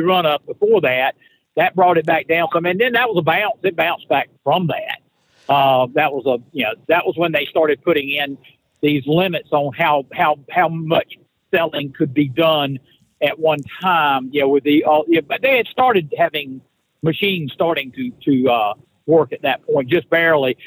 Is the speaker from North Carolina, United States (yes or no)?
yes; North Carolina, United States; all my friends in North Carolina, in, in, in the hometown